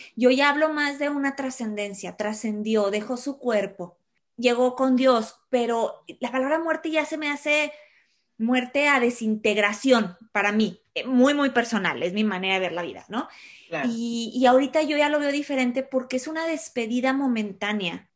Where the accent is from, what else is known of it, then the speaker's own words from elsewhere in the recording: Mexico; soy mexicana